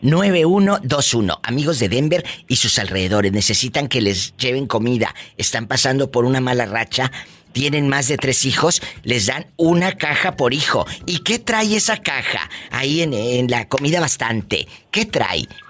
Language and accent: Spanish; Matamoros, Tamaulipas, Mexico; mi tierra, el Matamoros, Tamaulipas